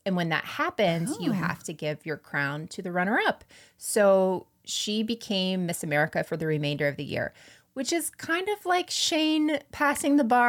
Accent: the South, United States; I am from the South. I know no one from the state of Rhode Island.

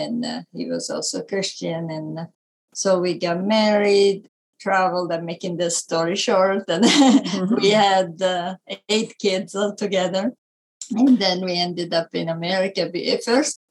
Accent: Italy; accent: Italian; English is a second language; moved away as an adult; I was born in Italy, as you can tell by my accent

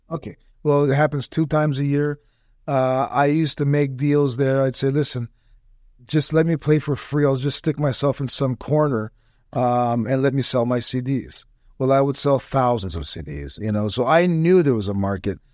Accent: Toronto, Ontario, Canada; moved away as an adult; now in Tampa, United States; I was born and raised right on the Danforth in Toronto

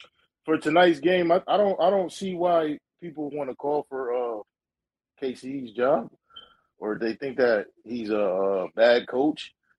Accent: Connecticut, United States; I'm from Connecticut. Let me start that off.

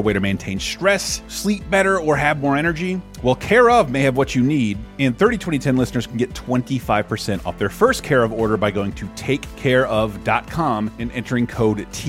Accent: United States; I'm an American.

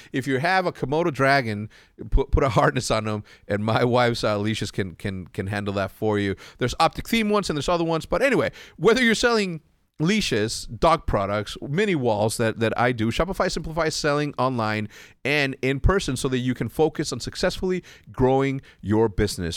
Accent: Mexico; moved away; also born or lived in El Paso, Texas; coming from Mexico and living in Mexico

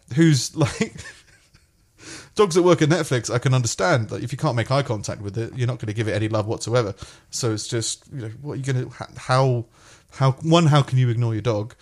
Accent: England, United Kingdom; also born or lived in United States; I started in year one in the U K 'cause I came from America.

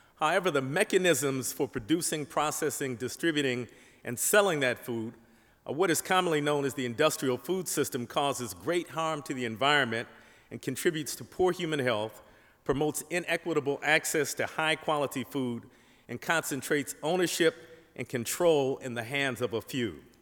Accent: Detroit, Michigan, United States; In my hometown, Detroit

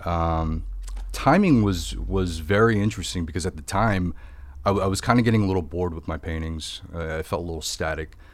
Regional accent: Indiana, United States; moved away as an adult; now in Los Angeles, United States; I grew up in the Midwest

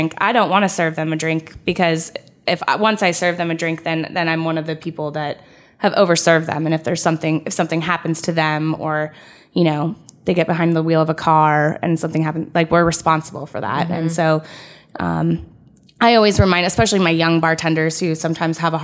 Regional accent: California, United States; now in Ohio, United States; I was from California and moved here

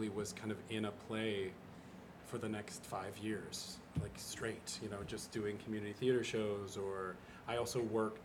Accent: Utah, United States; moved away; also born or lived in New York; I was like a shiny kid from Utah

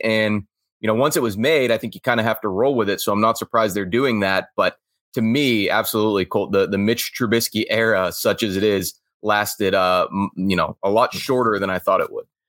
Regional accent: Pittsburgh, Pennsylvania, United States; I'm born and raised in Pittsburgh

